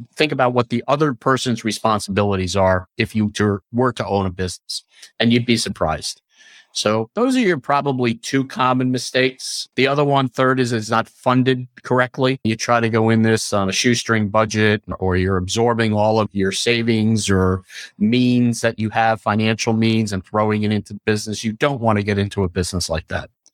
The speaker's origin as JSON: {"language": "English", "area": "Long Island", "region": "New York", "country": "United States", "tie": "born or raised there", "said": "I grew up on Long Island"}